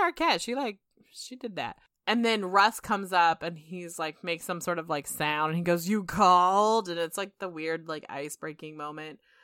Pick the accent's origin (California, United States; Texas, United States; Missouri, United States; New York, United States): California, United States; we're from California